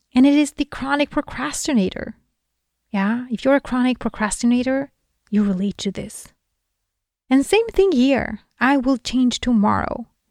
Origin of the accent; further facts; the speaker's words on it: Sweden; Sweden, for example, my home country